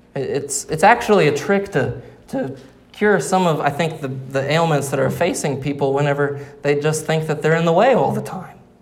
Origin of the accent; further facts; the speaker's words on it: Arkansas, United States; Growing up in Arkansas